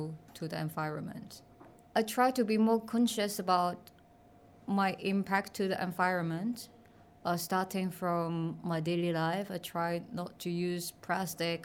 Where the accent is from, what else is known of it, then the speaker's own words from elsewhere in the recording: Hong Kong; I'm coming from Hong Kong